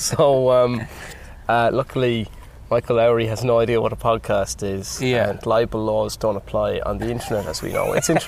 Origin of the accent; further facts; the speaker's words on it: Athenry, Connacht, Ireland; moved away; I'm from Athenry, County Galway. Yeah, it's a very nice town.